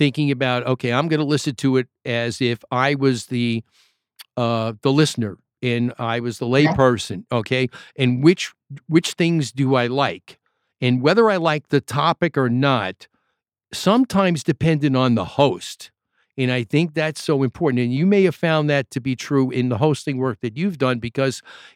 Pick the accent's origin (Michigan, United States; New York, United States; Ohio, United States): New York, United States; I'm from New York